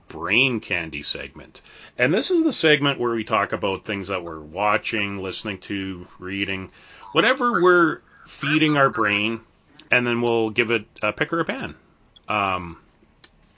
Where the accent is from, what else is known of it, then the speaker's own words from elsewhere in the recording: Canada; I'm a Canadian